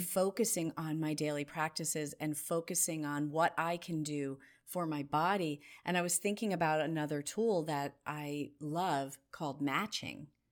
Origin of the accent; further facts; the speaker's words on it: New Jersey, United States; I grew up in New Jersey in a family that loved to walk fast